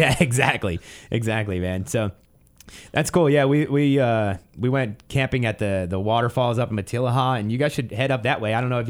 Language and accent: English; Pennsylvania, United States; I've only gone skiing and only on the East Coast when I was growing up in the Poconos.